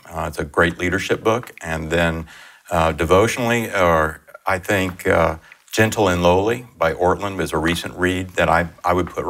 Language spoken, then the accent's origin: English; Miami, Florida, United States; Miami, Florida.